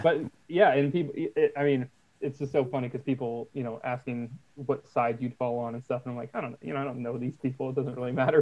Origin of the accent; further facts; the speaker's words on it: Portland, Oregon, United States; we're from Portland, Oregon